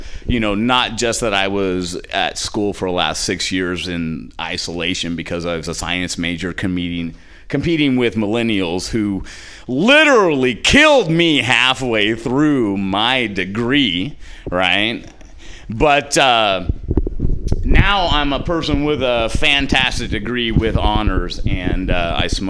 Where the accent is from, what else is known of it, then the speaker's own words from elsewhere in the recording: Bakersfield, California, United States; I'm from the Southern Cal area about Bakersfield